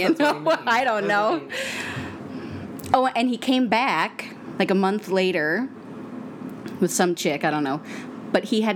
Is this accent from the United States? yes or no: yes; Maine, United States; I'm from Maine